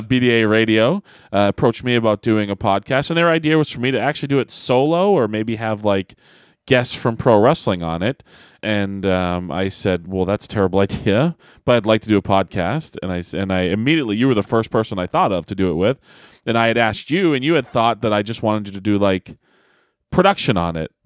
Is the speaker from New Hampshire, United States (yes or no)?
yes; Manchester, New Hampshire, United States; I'm from Manchester, New Hampshire